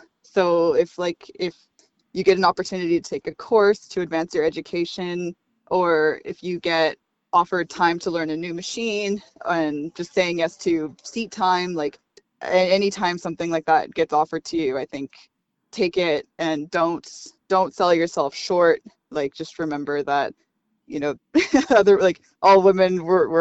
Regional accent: Victoria, British Columbia, Canada; being born and raised in Victoria

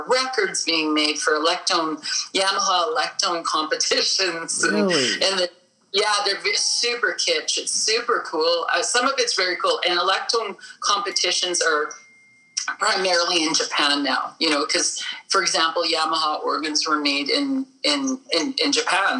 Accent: Winnipeg, Manitoba, Canada; I'm from Winnipeg

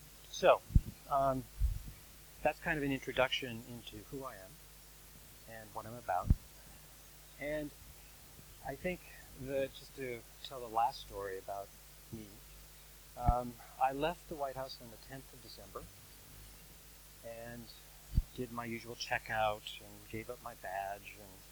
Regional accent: California and Silicon Valley, United States; I'm from California and Silicon Valley

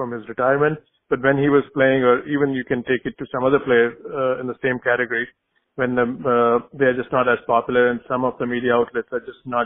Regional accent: India; moved away; I grew up in India

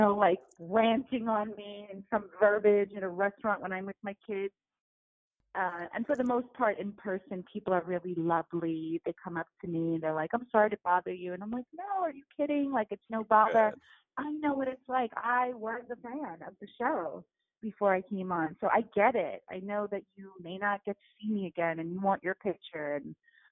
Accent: United States; I'm first generation here. Like I was born here

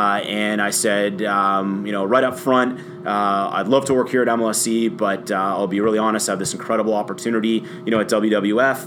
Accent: Toronto, Ontario, Canada; I've loved our hometown teams, Leaf fan, you know, growing up. Raptors fan

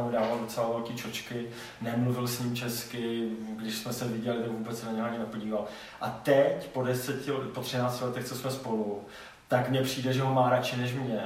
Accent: Třinec, Moravian-Silesian Region, Czechia; also born or lived in Kraków; já jsem z Třince

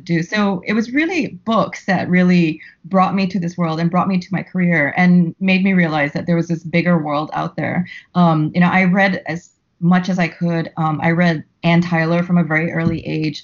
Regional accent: Singapore; moved away as an adult; now in New York, United States; I'm Singaporean, and my whole family lives in Singapore

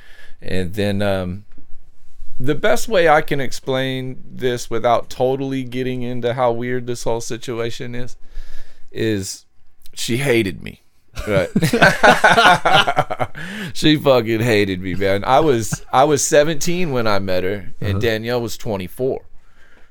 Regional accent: Dallas, Texas, United States; also born or lived in Hawaii / Michigan; I grew up here. I was born in Texas. I was born in Oak Cliff and then grew up in Texas until I was 17

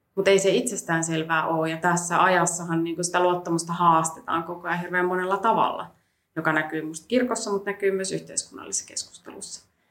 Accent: Helsinki, Uusimaa, Finland; mä oon kasvanut Helsingissä

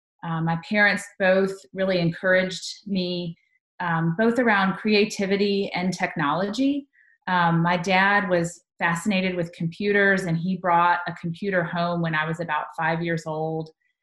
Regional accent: Tuscaloosa, Alabama, United States; born there; Well, I was born in Tuscaloosa, Alabama, which might be a bad thing for all the Tennessee fans in our state.

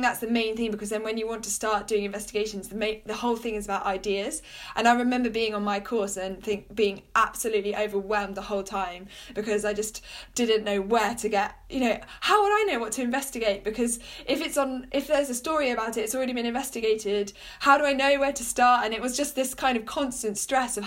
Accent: United Kingdom; I grew up near London, so could go into London to do various work experiences

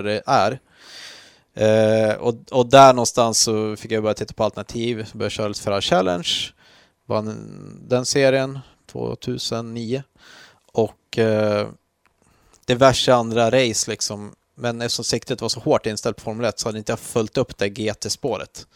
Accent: Jämtland, Sweden; Jag är uppvuxen i Jämtland

